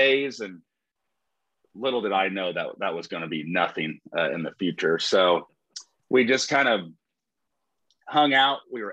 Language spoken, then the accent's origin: English; Shelbyville, Illinois, United States; from Shelbyville, Illinois